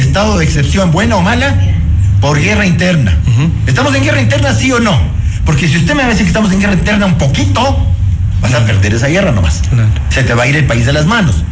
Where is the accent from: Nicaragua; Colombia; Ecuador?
Ecuador; Y esos somos los ecuatorianos